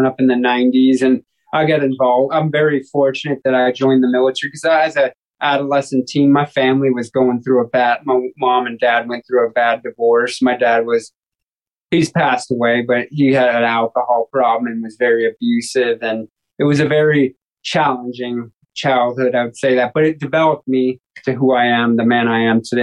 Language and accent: English; Long Beach, California, United States; I came from Long Beach, California, and was born and raised there in 1984